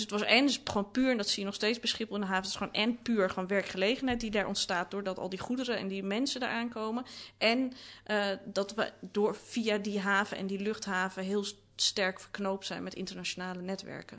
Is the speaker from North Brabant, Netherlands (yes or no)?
no; Amsterdam, North Holland, Netherlands; Ik ben opgegroeid in de Watergaasmeer.